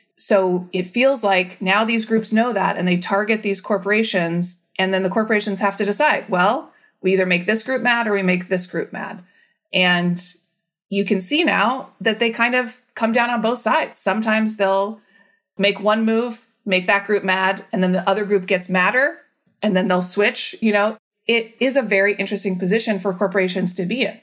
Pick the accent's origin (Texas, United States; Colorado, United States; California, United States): California, United States; Vacaville; also born or lived in Arkansas / San Diego / Orange County / Washington, D.C.; I grew up in Northern California in a town called Vacaville